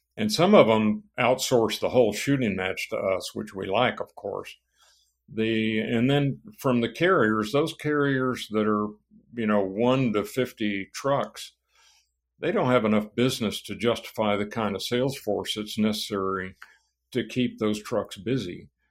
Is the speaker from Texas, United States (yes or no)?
yes; San Antonio, Texas, United States; also born or lived in Laredo, Texas; Well, I was born in Laredo, Texas. Uh, my family moved t-, to East Texas when I was young, and then Uh, about the time I started school, they moved to San Antonio, Texas